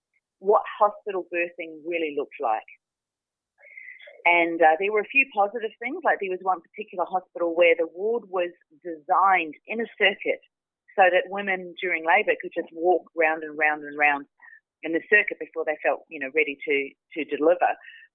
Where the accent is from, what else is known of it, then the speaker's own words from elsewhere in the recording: New Zealand; also born or lived in Australia; Yeah, so I grew up in New Zealand, although I was born in Australia. I grew up in New Zealand